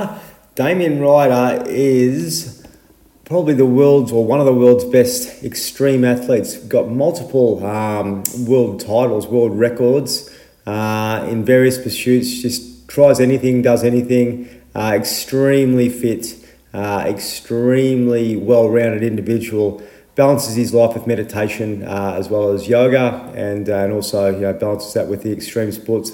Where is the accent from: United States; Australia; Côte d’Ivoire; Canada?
Australia; Horsham, Victoria; I'm from Horsham.